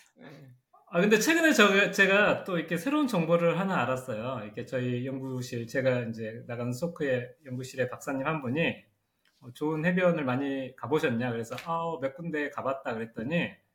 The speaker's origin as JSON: {"language": "Korean", "country": "South Korea", "said": "한국에서 온"}